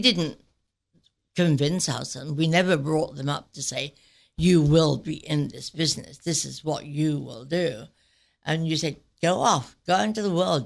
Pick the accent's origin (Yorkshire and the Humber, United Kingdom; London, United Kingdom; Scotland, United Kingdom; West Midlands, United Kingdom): Yorkshire and the Humber, United Kingdom; Sheffield; moved away as an adult; now in United States; I grew up in Sheffield, England, and to very humble beginnings